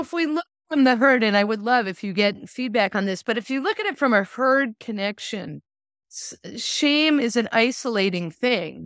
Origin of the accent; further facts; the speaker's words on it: Lincoln, Massachusetts, United States; now in California, United States; I grew up in Lincoln, Massachusetts